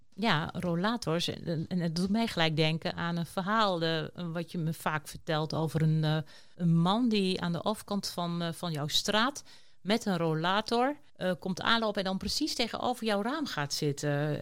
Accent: near Enschede, Overijssel, Netherlands; ik ben geboren in de buurt van Enschede

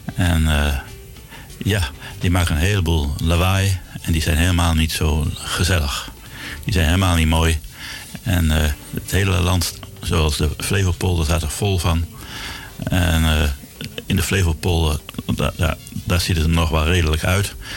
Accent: Zwolle, Overijssel, Netherlands; moved away as an adult; also born or lived in Groningen; now in Amsterdam, Netherlands; Ik ben geboren in eh, Zwolle. Daar heb ik heel lang gewoond, tot, tot mijn achttiende

